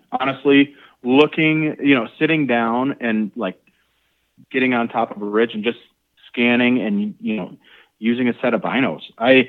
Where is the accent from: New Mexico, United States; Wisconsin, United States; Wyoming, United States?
Wisconsin, United States; I grew up in Wisconsin.